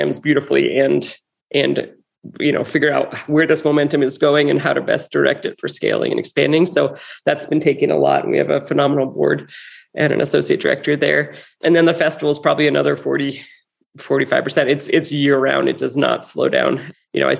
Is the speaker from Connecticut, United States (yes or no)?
yes; Cornwall, Connecticut, United States; now in White Sulphur Springs, United States; a pop-up shop back in my hometown in Cornwall, Connecticut